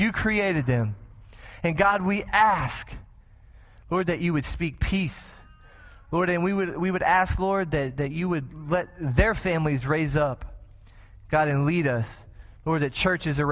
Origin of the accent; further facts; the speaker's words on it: Texas, United States; moved away as an adult; now in Springfield, United States; I'm from Texas